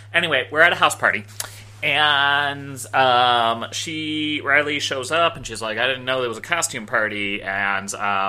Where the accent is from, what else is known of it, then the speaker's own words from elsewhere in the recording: Canada; This whole Marxist alcohol partition thing is new to me, and me as a Canadian.